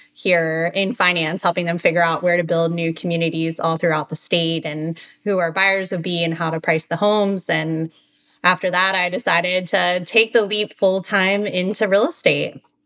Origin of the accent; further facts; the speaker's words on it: Baltimore, Maryland, United States; moved away as an adult; now in Boca Raton, United States; I'm originally from Baltimore, Maryland.